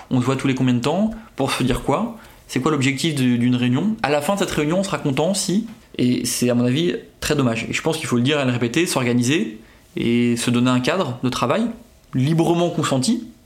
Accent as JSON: {"language": "French", "region": "Brittany", "country": "France", "lives_now": "Paris, France", "said": "j'ai 35 ans, je viens de Bretagne mais en vrai je suis parisien"}